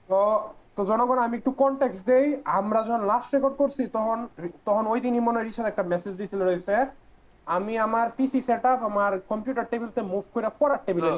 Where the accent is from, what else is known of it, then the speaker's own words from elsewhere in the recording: Comilla, Chittagong Division, Bangladesh; আমাদের গ্রামের যে বাজারটা এটা আসলে কুমিল্লার মধ্যে